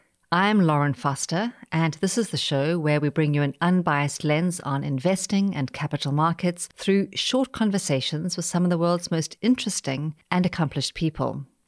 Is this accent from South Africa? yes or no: yes; South Africa; also born or lived in New York; now in Virginia, United States; I was born and raised in South Africa